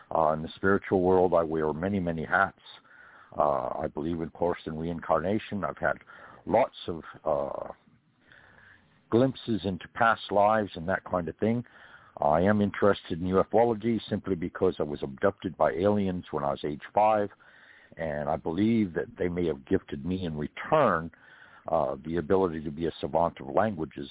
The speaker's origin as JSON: {"language": "English", "region": "California", "country": "United States", "moved": "yes", "lives_now": "Georgia, United States", "said": "I'm from California originally"}